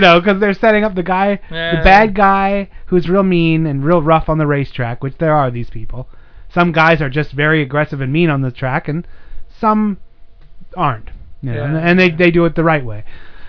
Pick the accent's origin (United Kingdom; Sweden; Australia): Sweden; Yeah, I'm from Sweden, and her, she was like